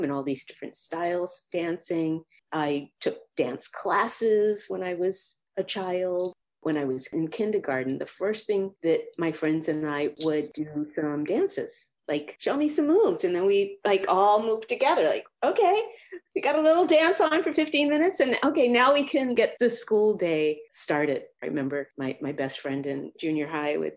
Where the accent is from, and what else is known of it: Boston, Massachusetts, United States; born or raised there; now in Sacramento, United States